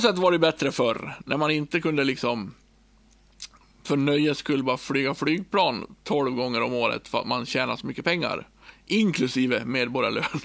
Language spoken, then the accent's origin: Swedish; Björbo, Dalarna County, Sweden; now in Borlänge, Sweden; jag har levt så länge, tills jag var 29 år i Björbo